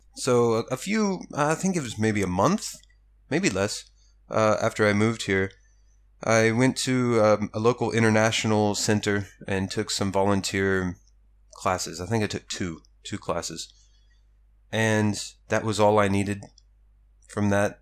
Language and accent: English; United States; moved away as an adult; now in Japan; growing up in America